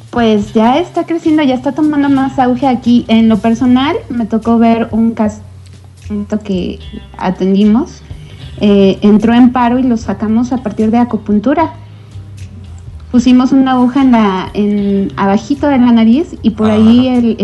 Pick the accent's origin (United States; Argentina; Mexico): Mexico; soy mexicana